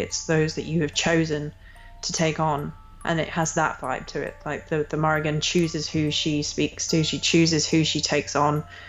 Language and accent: English; England, United Kingdom; I grew up in England